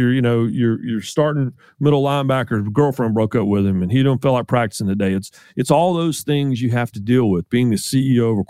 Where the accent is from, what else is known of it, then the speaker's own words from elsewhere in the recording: the South, United States; I was the only Southerner at ESPN back in the 90s